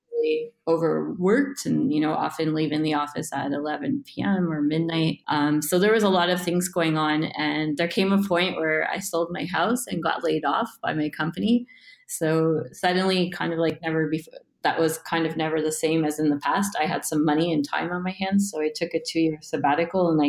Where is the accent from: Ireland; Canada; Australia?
Canada; moved away as an adult; also born or lived in Woodstock, Ontario / Cape Breton Island, Nova Scotia / Toronto / Calgary; I'm originally from Canada, and I was born in a small city a couple of hours outside of Toronto called Woodstock. And then I actually lived in a few places across Canada